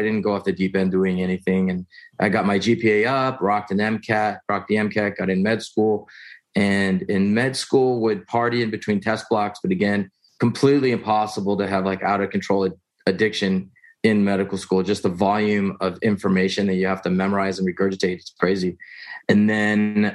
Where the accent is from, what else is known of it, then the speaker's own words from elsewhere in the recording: Houston, Texas, United States; I was born in Houston, Texas, middle child of three, you know, middle class